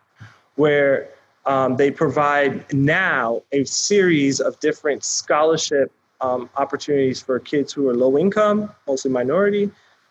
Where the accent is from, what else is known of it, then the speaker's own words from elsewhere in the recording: Lauderdale Lakes, Florida, United States; I grew up in Lauderdale Lakes, the poorest zip code in Broward County